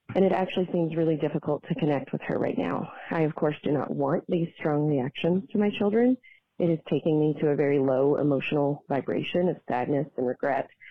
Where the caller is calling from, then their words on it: Denver, Colorado, United States; I'm calling from Denver, Colorado